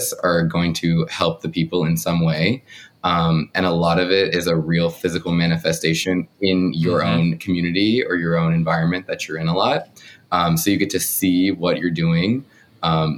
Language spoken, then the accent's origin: English; South Carolina, United States; moved away as an adult; now in Washington, D.C., United States; I am originally from South Carolina